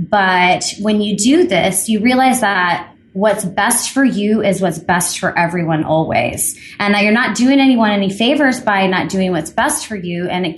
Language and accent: English; Midwest, United States; Okay, so I was born and raised in the Midwest, but I always felt a little bit different.